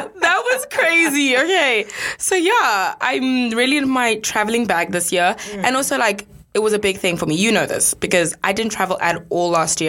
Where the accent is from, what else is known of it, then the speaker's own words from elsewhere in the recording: South Africa; moved away; it's a South African thing.